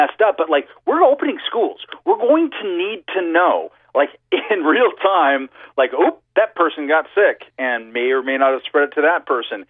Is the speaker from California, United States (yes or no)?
yes; California, United States; also born or lived in Brooklyn, New York; now in New York City, United States; I'm a Californian at heart.